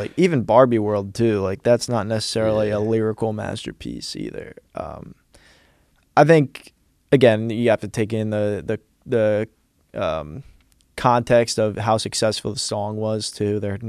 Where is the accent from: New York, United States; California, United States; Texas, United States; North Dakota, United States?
New York, United States; New York City; growing up in New York City too, like surrounded by just creativity